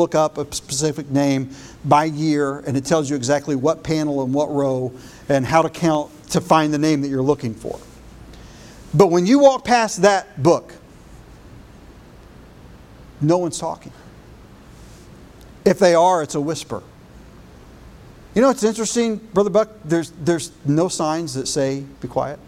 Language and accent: English; United States; also born or lived in Chattanooga, Tennessee; as an American